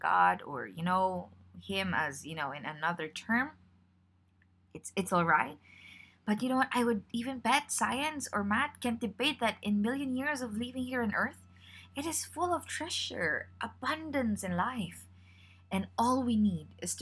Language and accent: English; Philippines; I am from the Philippines